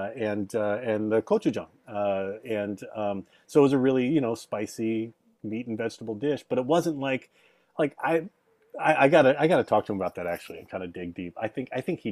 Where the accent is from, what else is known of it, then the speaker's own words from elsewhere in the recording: Dallas, Texas, United States; moved away; also born or lived in England; when I was growing up in Dallas, I do not remember there being a Korean restaurant